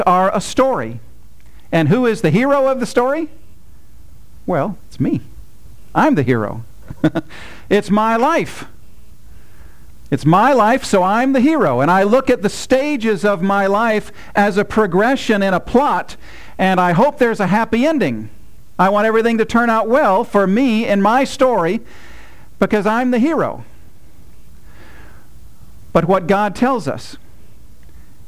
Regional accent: United States; as an American

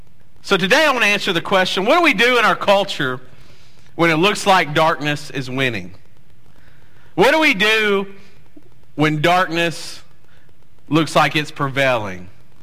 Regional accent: Louisiana, United States; moved away as an adult; now in Dallas, United States; I was born in Dallas, but I grew up in Louisiana

